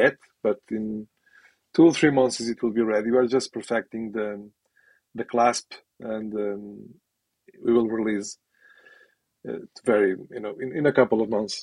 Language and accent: English; Portugal; now in United Kingdom; I am from Portugal originally.